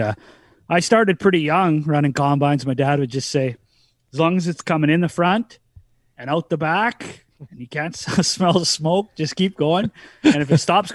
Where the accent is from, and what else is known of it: Saskatoon, Saskatchewan, Canada; born or raised there